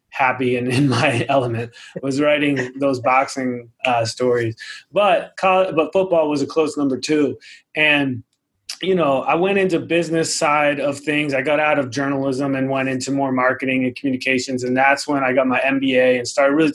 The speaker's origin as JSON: {"language": "English", "region": "Rhode Island", "country": "United States", "tie": "born there", "said": "I was born in Rhode Island, so I'm like a New England guy, and that's pro football territory for sure."}